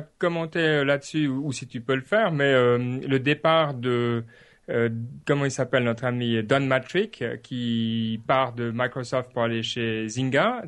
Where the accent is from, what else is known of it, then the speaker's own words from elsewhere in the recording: Switzerland; je dis ça en tant que Suisse